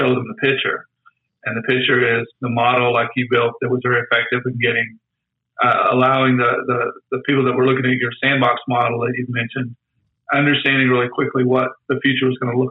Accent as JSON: {"language": "English", "region": "Tornado Alley", "country": "United States", "tie": "born or raised there", "said": "I grew up in Tornado Alley."}